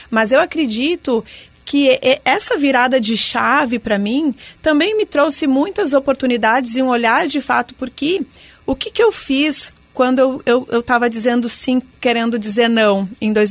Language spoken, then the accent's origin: Portuguese; Rio Grande do Sul, Brazil; now in Joinville, Brazil; Eu sou gaúcha e se formar em jornalismo no Rio Grande do Sul é Deus no céu e RBS na terra, né?